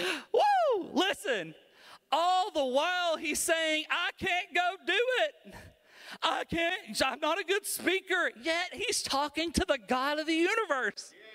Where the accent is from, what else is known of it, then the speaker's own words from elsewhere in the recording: Alabama, United States; I'm from Alabama